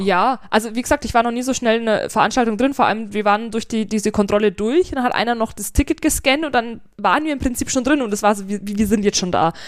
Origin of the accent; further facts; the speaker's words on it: Germany; bei uns in Deutschland